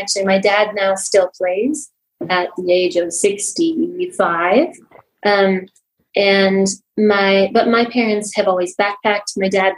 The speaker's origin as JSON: {"language": "English", "town": "Los Alamos", "region": "New Mexico", "country": "United States", "tie": "born or raised there", "moved": "as an adult", "lives_now": "Albuquerque, United States", "said": "I grew up in Los Alamos, New Mexico, and moved back to Albuquerque for physical therapy school"}